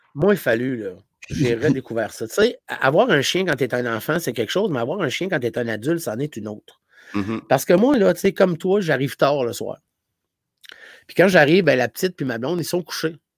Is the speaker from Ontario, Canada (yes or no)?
no; Gaspésie, Quebec, Canada; moved away; je venais de la Gaspésie